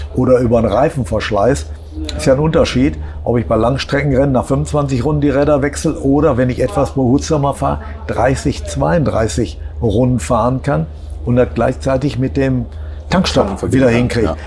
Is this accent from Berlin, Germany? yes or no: no; Essen, North Rhine-Westphalia, Germany; als Essener